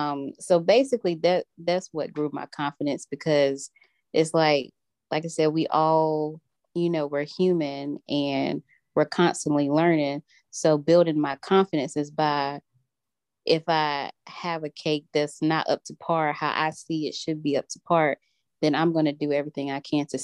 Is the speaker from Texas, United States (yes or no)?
no; Rocky Mount, North Carolina, United States; when I moved back home to my hometown in Rocky Mount